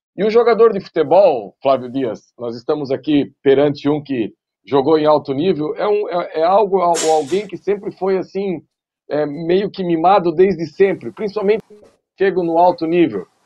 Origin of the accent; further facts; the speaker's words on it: Santa Catarina, Brazil; sou aqui de Santa Catarina